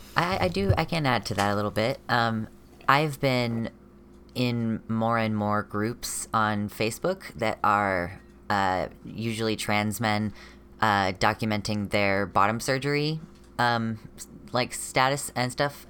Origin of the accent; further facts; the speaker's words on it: United States; I'm a non binary person from America